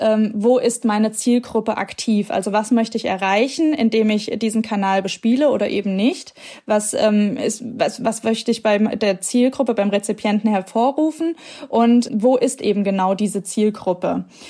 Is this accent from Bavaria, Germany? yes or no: no; Giessen, Hesse, Germany; moved away as an adult; aus meiner Heimatstadt Gießen irgendwie wegziehe